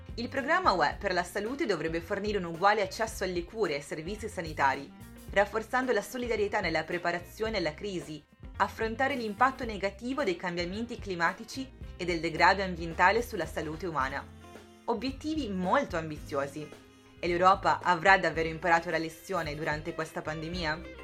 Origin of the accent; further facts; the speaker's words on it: Sardinia, Italy; now in Brussels, Belgium; vengo dalla Sardegna ma vi parlo da Bruxelles, dove ormai vivo